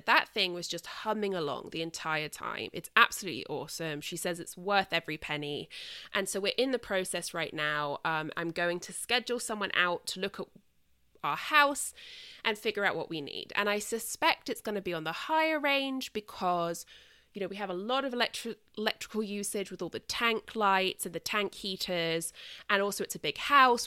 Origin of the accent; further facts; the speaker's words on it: United Kingdom; now in United States; I am British